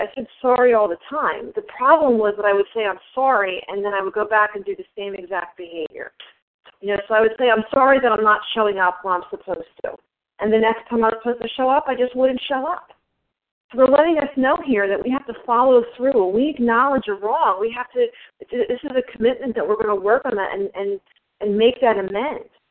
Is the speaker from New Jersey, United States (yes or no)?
yes; New Jersey, United States; also born or lived in Los Angeles; I'm from New Jersey